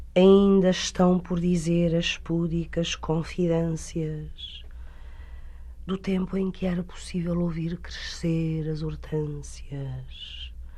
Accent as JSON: {"language": "Portuguese", "country": "Portugal", "said": "sou portuguesa"}